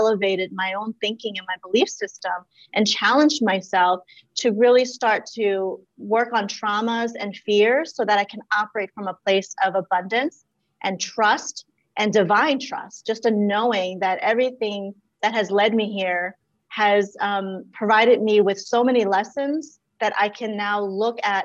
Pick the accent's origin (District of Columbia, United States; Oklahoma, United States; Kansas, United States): District of Columbia, United States; Washington; also born or lived in Laos; growing up, I just knew looking around where we lived in DC, Southeast DC